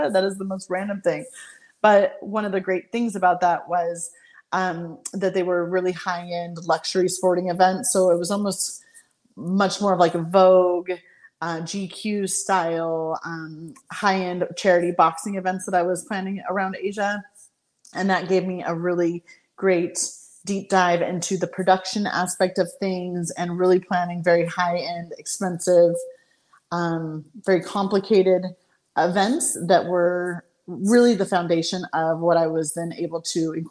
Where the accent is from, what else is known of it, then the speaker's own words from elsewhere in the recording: southern California, United States; moved away as an adult; also born or lived in China / Bali; I then found myself living back in my hometown, which was interesting since I hadn't lived here in quite some time